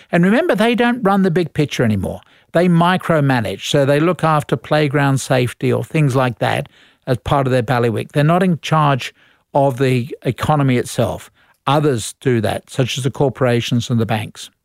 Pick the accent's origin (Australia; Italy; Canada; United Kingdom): Australia; we are Australian